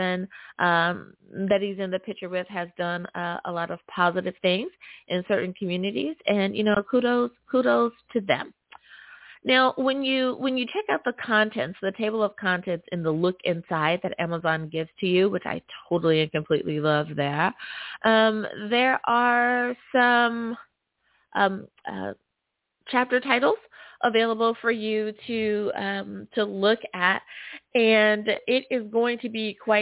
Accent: United States; my home country

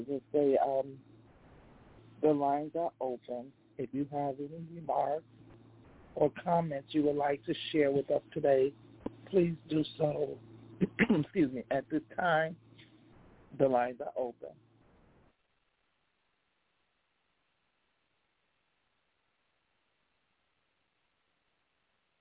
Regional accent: Chicago, Illinois, United States; also born or lived in Englewood, Chicago; we was born in Eaglewood, but we was raised up on the west side, so I guess we had the best in both of best of each world in the city of Chicago

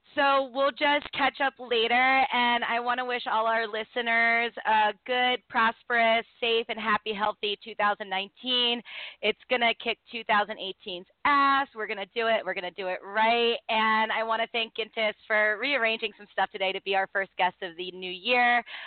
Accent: Baltimore, Maryland, United States; also born or lived in New York City; when I moved back home to Baltimore because you know, when I grew up in Baltimore, I grew up in one circle

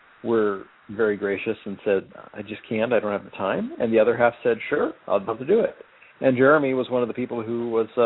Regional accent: Celeste, Oregon, United States; now in Arizona, United States; I grew up in Celeste, Oregon

